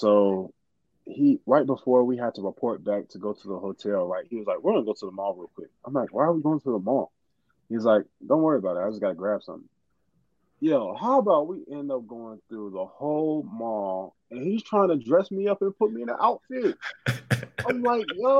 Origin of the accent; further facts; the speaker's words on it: Charlotte, North Carolina, United States; moved away as an adult; They're the 49ers. They're my hometown college.